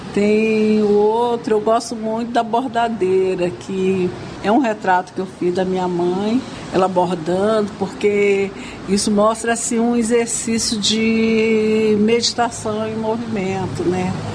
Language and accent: Portuguese; Brazil; somos brasileiros